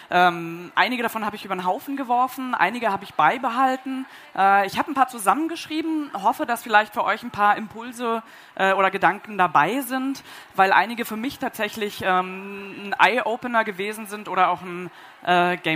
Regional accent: Berlin, Germany; ich bin Jahrgang 82, ich bin geboren und aufgewachsen in Berlin, in Ostberlin. Ich bin sieben Jahre alt gewesen, als die Mauer gefallen ist.

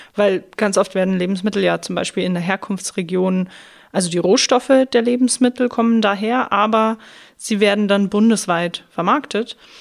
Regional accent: Schrobenhausen, Bavaria, Germany; ich komme ja aus der Spargelstadt Schrobenhausen

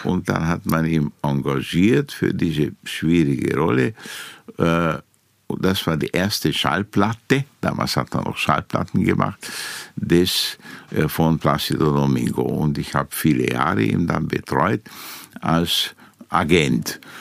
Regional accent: Timișoara, Timiș County, Romania; moved away as an adult; now in Vienna, Austria; in Timisoara, in Temeswar, wo ich geboren bin

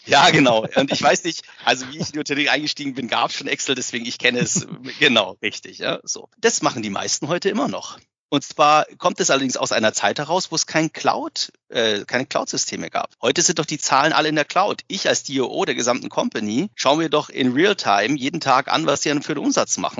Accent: Bavaria, Germany; ich komme selber aus Bayern

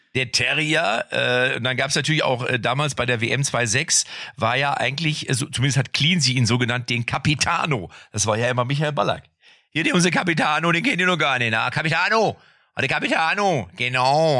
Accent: Lippstadt, North Rhine-Westphalia, Germany; ich komme ja aus Lippstadt und mein Vater war ja der Trainer, der A-Jugendtrainer

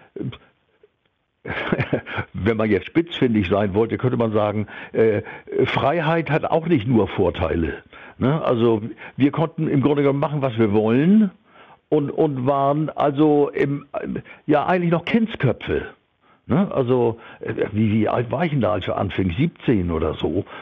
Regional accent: Hamburg, Germany; wir waren ja so, als Jugendliche in Hamburg auf St. Pauli äh, Rock'n'Roll-Fans

